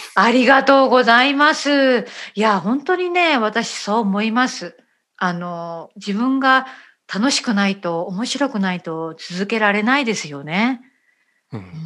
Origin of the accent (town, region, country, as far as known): Japan; first language Japanese